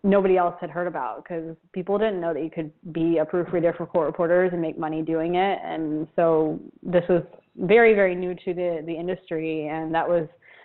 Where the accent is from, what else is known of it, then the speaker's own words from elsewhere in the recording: Florida, United States; moved away as an adult; now in Buenos Aires, Argentina; Argentina, but I grew up in Florida